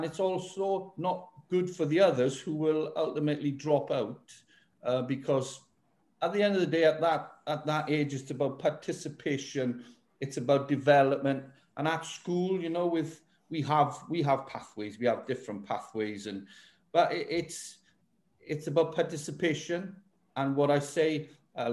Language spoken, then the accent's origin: English; Welsh, Wales, United Kingdom; I am Welsh